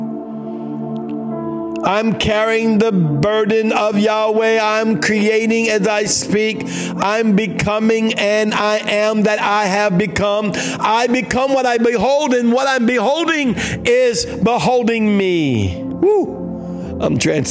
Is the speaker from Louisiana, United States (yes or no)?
yes; New Orleans, Louisiana, United States; We're from New Orleans. We're Cajuns